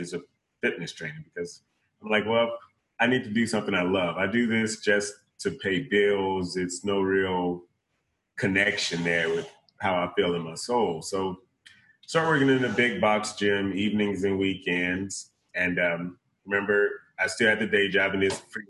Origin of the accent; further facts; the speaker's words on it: East St. Louis, Illinois, United States; originally I'm from East St. Louis, Illinois